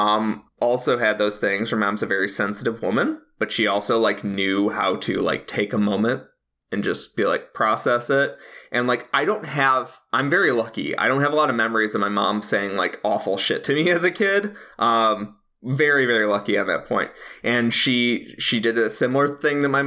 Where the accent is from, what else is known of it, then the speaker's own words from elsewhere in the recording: Chicago, Illinois, United States; As a Chicagoan